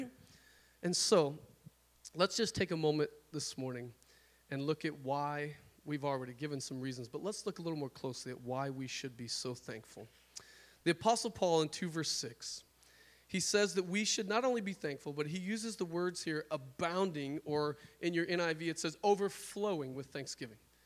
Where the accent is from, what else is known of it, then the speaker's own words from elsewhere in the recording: South Dakota, United States; now in Washington, United States; I'm from South Dakota